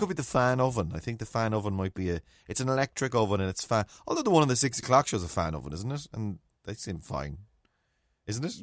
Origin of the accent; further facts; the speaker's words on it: Mayo, Connacht, Ireland; growing up in Mayo